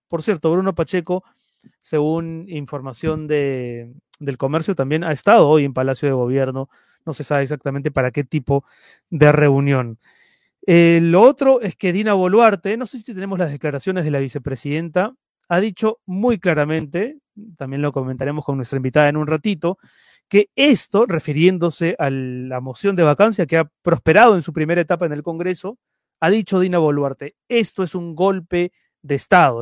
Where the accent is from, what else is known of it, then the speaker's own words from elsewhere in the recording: Lima, Peru; now in Madrid, Spain; ahora me encuentro en Madrid, pero yo soy de Lima